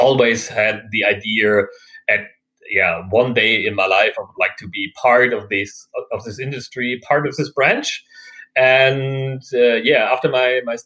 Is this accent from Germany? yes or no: yes; Germany; I'm actually from Germany